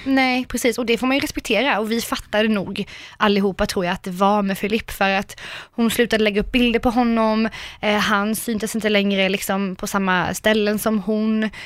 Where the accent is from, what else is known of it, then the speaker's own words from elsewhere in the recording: Karlskrona, Blekinge, Sweden; moved away; jag är ju småstadstjej, alltså 110 Jag kommer från Karlskrona.